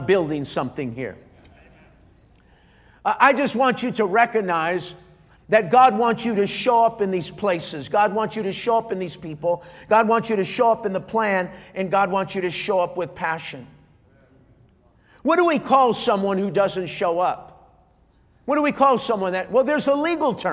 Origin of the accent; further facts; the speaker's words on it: Montebello, California, United States; There's a city on the east part of Los Angeles called Montebello. I was born in Montebello.